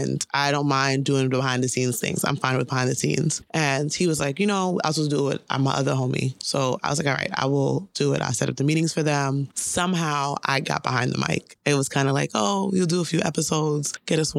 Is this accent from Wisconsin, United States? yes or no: no; New York City, New York, United States; I'm from the Bronx